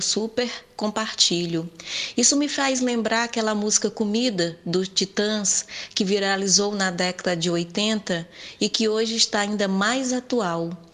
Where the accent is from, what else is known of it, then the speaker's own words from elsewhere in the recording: Northeast Region, Brazil; como boa nordestina